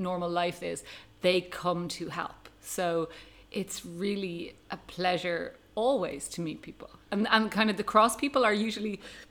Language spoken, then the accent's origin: English; Ireland; moved away as an adult; now in Tanzania; I am an Irish paediatric oncologist who has lived in Tanzania for the last 12 years.